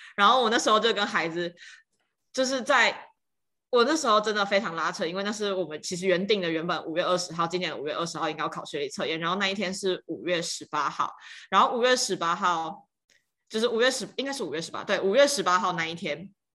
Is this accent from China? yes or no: no; Tainan, Taiwan; 我就是在台南长大，然后我刚好也在台南任教